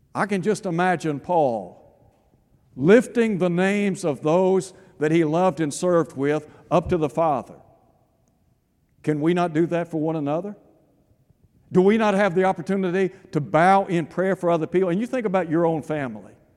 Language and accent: English; East Tennessee, United States; I had the privilege of growing up in East Tennessee